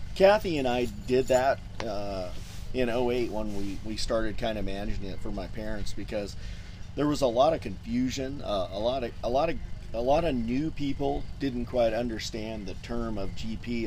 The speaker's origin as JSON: {"language": "English", "area": "Orange County", "region": "California", "country": "United States", "tie": "born or raised there", "said": "born and raised in Orange County, California"}